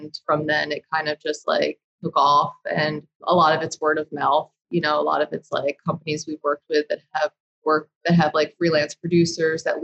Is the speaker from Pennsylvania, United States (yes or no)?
yes; Philadelphia, Pennsylvania, United States; moved away as an adult; also born or lived in New York; I'm from Philly